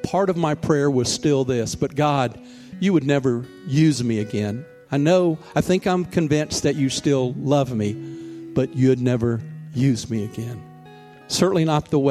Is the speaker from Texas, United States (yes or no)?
no; Mobile, Alabama, United States; moved away as an adult; also born or lived in New York; once I left Mobile, where my hometown is, and went to New York